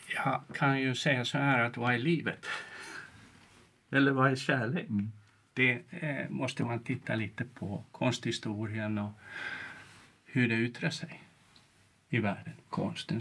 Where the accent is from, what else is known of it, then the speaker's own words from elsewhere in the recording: Tampere, Pirkanmaa, Finland; moved away as an adult; now in Sweden; uppvuxen i Tammerfors i Finland och gått Waldorfskolan där